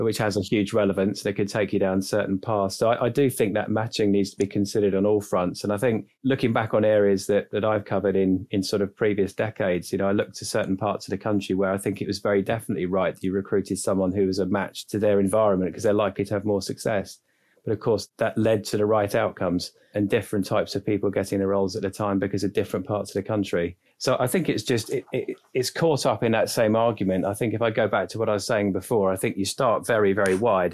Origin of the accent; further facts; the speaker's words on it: London, United Kingdom; we think we're relatively neutral because we're from London / southeast